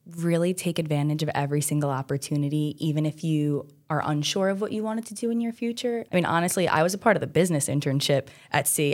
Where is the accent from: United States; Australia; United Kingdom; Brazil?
United States; New York City, New York; I grew up on Staten Island my whole life, South Shore, born and raised